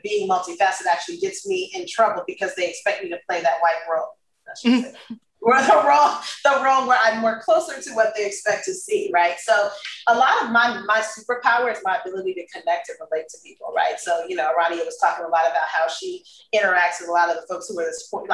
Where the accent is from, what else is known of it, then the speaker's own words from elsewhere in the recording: Los Angeles, California, United States; moved away; also born or lived in Texas; I grew up in South Central.